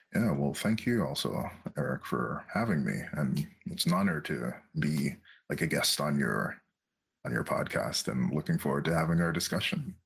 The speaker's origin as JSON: {"language": "English", "area": "Châteauguay", "region": "Quebec", "country": "Canada", "tie": "born or raised there", "lives_now": "Montreal, Canada", "said": "I was raised in a in a town that's called uh, Shadow Geekback"}